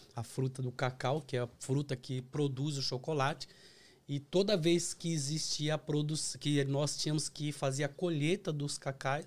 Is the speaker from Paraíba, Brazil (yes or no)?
no; Osasco, São Paulo, Brazil; moved away as an adult; also born or lived in Bahia; now in United States; Eu sou da cidade de Osasco. Então eu, eu, eu, nasci em Osasco